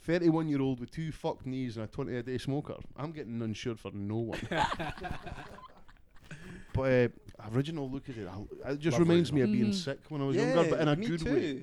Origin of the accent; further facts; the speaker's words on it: New York, United States; Hey, I'm from New York.